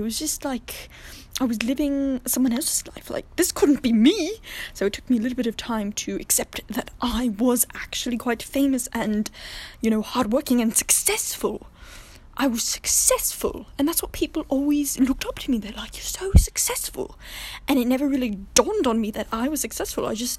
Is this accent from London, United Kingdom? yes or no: yes; London, United Kingdom; born there; also born or lived in France; I was born in London, and I moved just around, and, you know, I lived in France for a little bit of time, and I learned languages